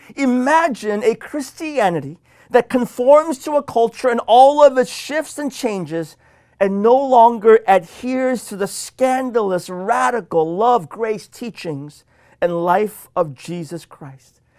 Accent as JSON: {"language": "English", "region": "Washington", "country": "United States", "said": "my home state of Washington"}